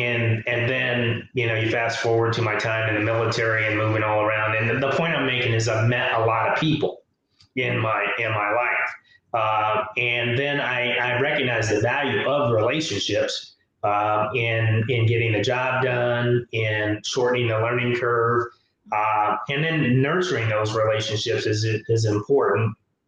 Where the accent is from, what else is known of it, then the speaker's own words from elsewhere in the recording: Tuskegee, Alabama, United States; born there; So I'm a military brat. My father was in the service. And I was born in Tuskegee, Alabama. My parents are from a small town.